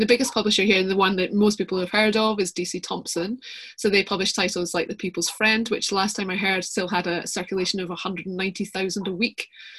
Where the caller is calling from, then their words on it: Bilston, Scotland, United Kingdom; So I am speaking from the metropolis that is Bilston, a tiny little village just outside Edinburgh.